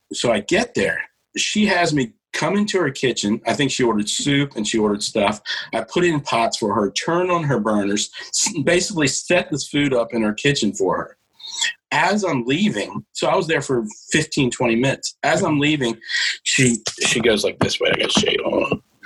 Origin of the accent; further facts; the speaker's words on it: the South, Virginia, United States; we're from the South